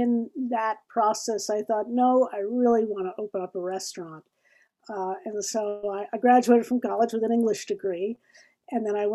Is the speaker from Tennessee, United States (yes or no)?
yes; Nashville, Tennessee, United States; also born or lived in Tulsa, Oklahoma / Ithaca, New York; when I was 8 years old, he got a job in Nashville